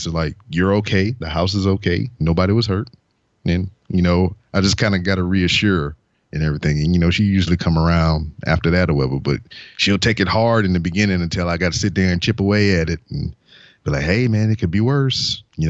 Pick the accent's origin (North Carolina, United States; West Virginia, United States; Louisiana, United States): Louisiana, United States; Lake Charles; born there; I was born in 1982 in Lake Charles, Louisiana.